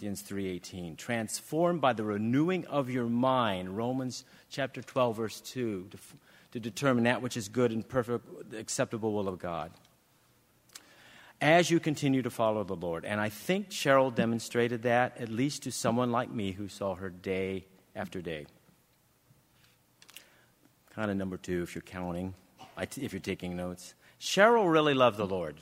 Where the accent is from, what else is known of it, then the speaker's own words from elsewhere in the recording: England, United Kingdom; We do in England